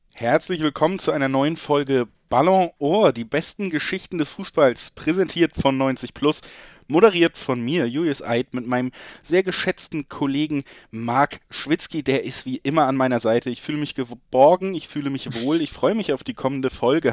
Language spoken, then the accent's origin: German; Hamburg, Germany; ich bin ja in Hamburg geboren